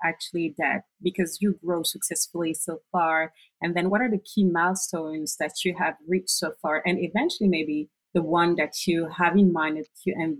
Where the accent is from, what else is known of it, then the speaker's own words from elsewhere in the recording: France; moved away; I'm originally from France